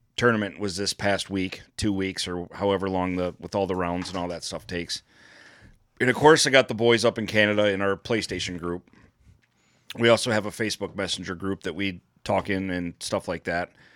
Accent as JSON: {"language": "English", "town": "Detroit", "region": "Michigan", "country": "United States", "tie": "born or raised there", "moved": "yes", "said": "my hometown"}